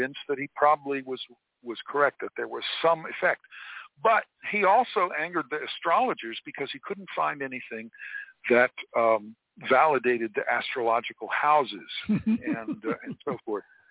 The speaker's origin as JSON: {"language": "English", "region": "Florida", "country": "United States", "tie": "born or raised there", "said": "I grew up in Florida"}